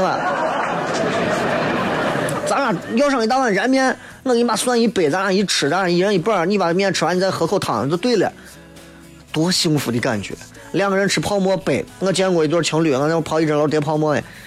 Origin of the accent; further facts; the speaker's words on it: Xi'an, Shaanxi, China; 我们西安人会非常喜欢它，就是我们就算在到外头，我们会惦记它